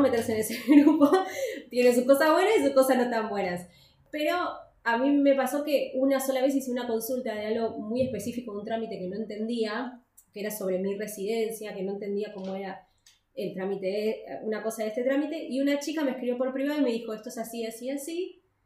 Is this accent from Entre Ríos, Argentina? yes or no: no; Buenos Aires, Argentina; moved away as an adult; now in Alicante, Spain; nosotros somos de Buenos Aires, nunca vivimos al lado del mar.